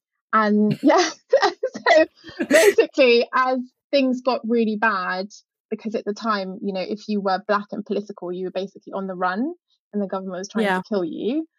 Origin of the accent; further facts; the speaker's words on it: London, United Kingdom; I grew up in quite a multicultural area called Brixton in South London. And then at the age of 7, I moved to possibly one of the whitest areas you can find, just on the outskirts of London